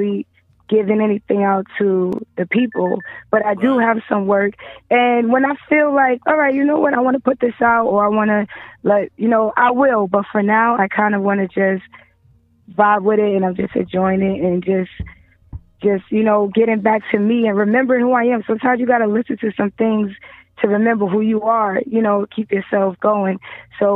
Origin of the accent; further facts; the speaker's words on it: Brooklyn, New York, United States; I'm from Brooklyn